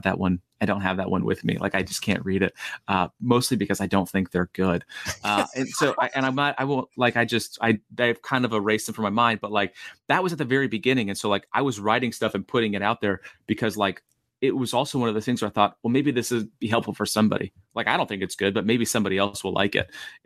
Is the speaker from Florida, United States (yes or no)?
yes; Oviedo, Florida, United States; I grew up in Oviedo, Florida